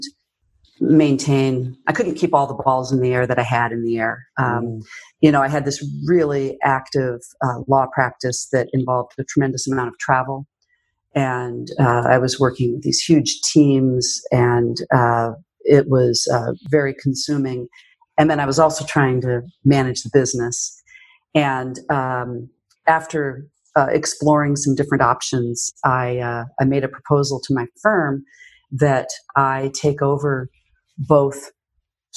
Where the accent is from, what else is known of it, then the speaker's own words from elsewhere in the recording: Yakima, Washington, United States; also born or lived in France; now in Seattle, United States; we opened up an office in my hometown in Yakima